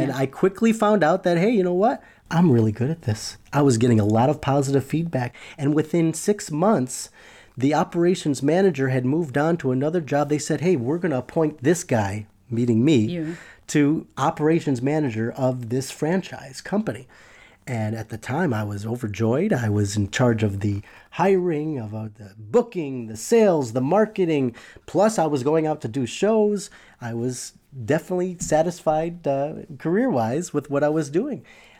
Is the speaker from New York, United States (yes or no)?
yes; Buffalo, New York, United States; I'm originally from Buffalo, New York.